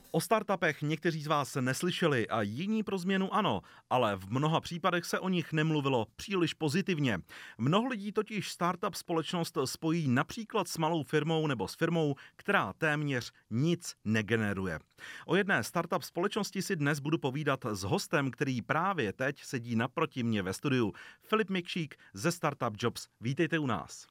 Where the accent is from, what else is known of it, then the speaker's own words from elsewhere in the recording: Czechia; Jako Češi jsme většinou, nebo aspoň vnímám, konzervativní národ